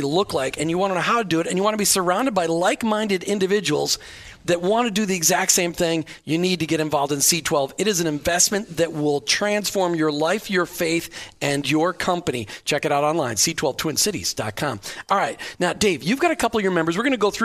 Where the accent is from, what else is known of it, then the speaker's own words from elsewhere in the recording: Minneapolis, Minnesota, United States; moved away; Minneapolis, St. Paul, my hometown, the Twin Cities